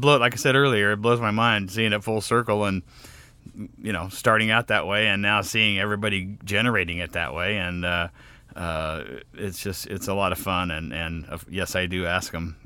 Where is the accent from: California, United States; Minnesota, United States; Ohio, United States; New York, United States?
California, United States; Sacramento; moved away; also born or lived in Los Angeles, United States; since Sacramento was my hometown